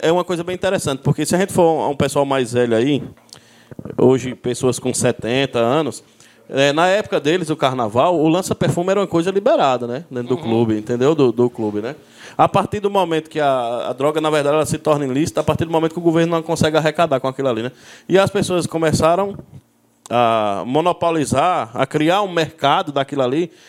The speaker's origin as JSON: {"language": "Portuguese", "town": "Petrolândia", "region": "Pernambuco", "country": "Brazil", "tie": "born or raised there", "also_born_or_lived": "Paulo Afonso, Bahia", "said": "nasci em Paulo Afonso, mas residi em Petrolândia"}